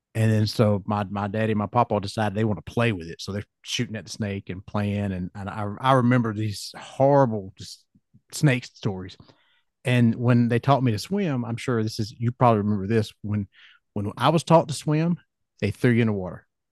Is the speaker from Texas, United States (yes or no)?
no; Georgia, United States; I'm from Georgia